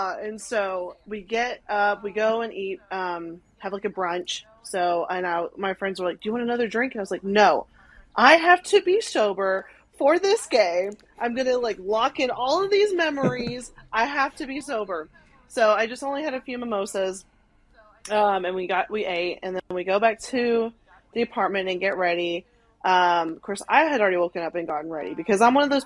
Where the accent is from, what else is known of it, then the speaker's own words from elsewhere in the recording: Arkansas, United States; now in Nashville, United States; I grew up in Arkansas, no Islanders. I live in Nashville, hardly any Islanders.